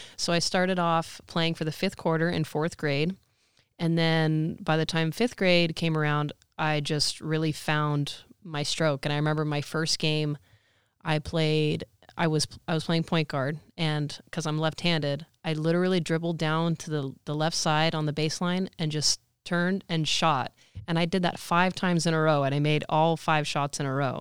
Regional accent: Santa Rosa, California, United States; I'm originally from Santa Rosa

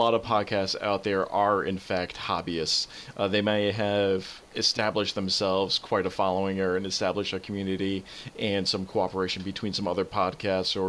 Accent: Albany, New York, United States; my hometown. We had a self-driving car visit us in little old Albany, New York

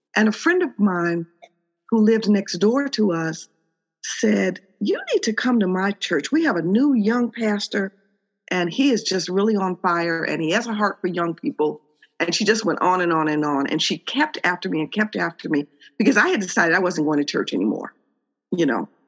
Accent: Chicago, Illinois, United States; I'm born and raised in Chicago

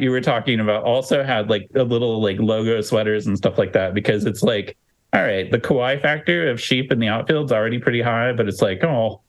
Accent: Kansas, United States; I grew up in Kansas. Now, I was born the same year that the Royals started.

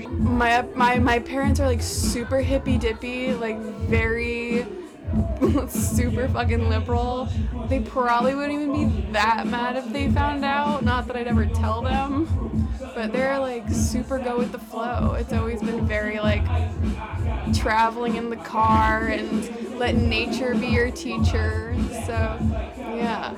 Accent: France; now in Brooklyn, United States; I'm from France, live in Brooklyn.

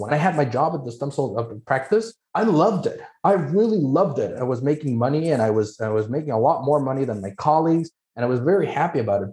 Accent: Mexico; moved away; I'm originally from Mexico, that's where I'm licensed.

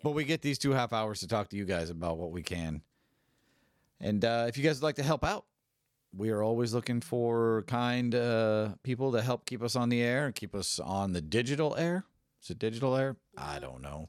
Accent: San Francisco, California, United States; I'm from San Francisco

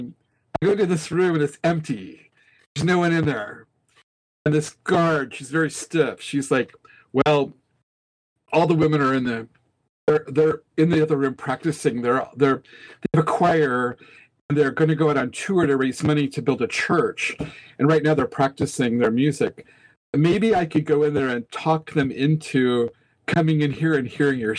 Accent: Nebraska, United States; now in Kansas City, United States; when I grew up in Nebraska

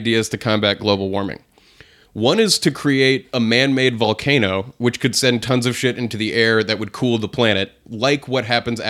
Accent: New Hampshire, United States; growing up in New Hampshire where things got really cold.

